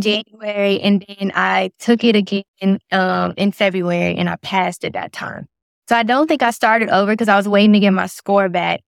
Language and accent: English; Lynchburg, Virginia, United States; moved away as an adult; now in Raleigh area, North Carolina, United States; I'm from Lawrenceburg, Virginia